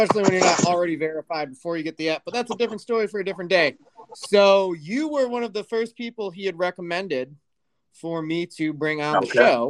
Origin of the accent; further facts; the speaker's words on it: Chicago, Illinois, United States; also born or lived in Tennessee; I've lived in Chicagoland for most all of my life, other than when I lived in Tennessee for a bit during my college years.